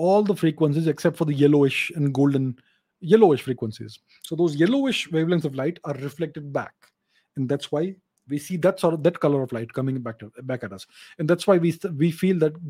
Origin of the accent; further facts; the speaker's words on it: India; I'm Indian